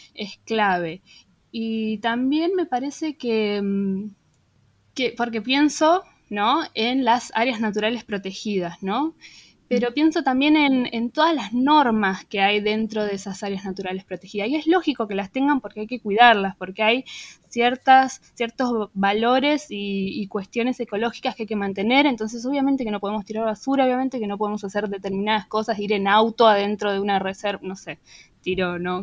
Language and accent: Spanish; Buenos Aires, Argentina; nuestra identidad como porteños